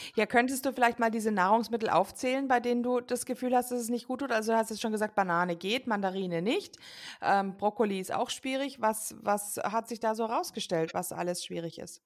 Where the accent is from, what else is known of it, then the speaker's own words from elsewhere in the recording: United States; moved away; ich bin ja selbst gebürtige Amerikanerin